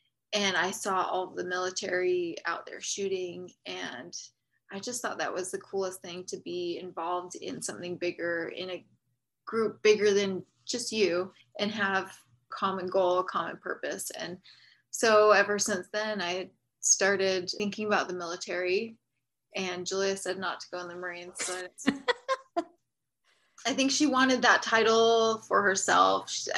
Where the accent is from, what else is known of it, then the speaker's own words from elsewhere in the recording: Utah, United States; I grew up in Utah. I have 6 brothers and sisters. So I'm number 6 of 7.